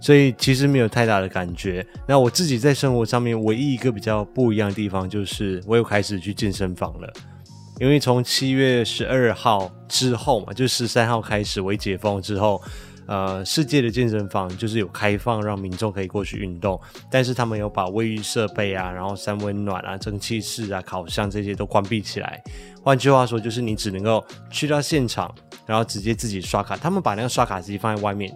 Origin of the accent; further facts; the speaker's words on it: Malaysia; now in Taiwan; 我的老家，也就是马来西亚